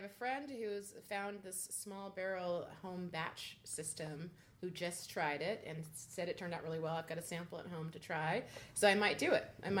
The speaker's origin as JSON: {"language": "English", "town": "San Antonio", "region": "Texas", "country": "United States", "tie": "born or raised there", "also_born_or_lived": "Germany / Japan / England", "said": "I'm a military brat, so I actually grew up in Germany, Japan, England, and San Antonio."}